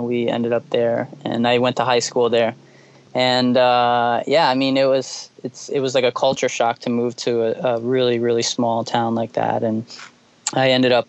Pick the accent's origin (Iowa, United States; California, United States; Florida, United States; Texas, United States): Florida, United States; also born or lived in Georgia / Chicago; I was born in Georgia, and I lived in Chicago for about 6 years, 7 years, and then I moved all around Florida.